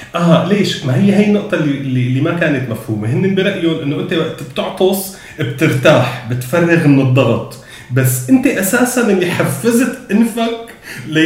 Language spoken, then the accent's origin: Arabic; Homs, Homs Governorate, Syria; moved away; من وجهه نظري كحمصي